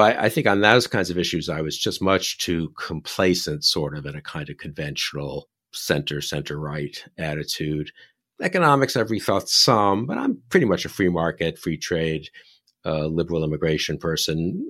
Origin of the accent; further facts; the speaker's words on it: New York, United States; I'm from New York